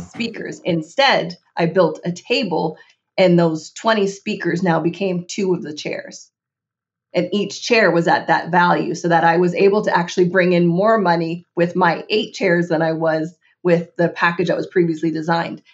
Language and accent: English; Canada; as a Canadian